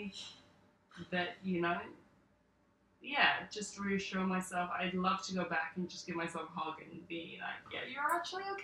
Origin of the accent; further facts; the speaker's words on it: South Africa; now in Sydney, Australia; grew up in South Africa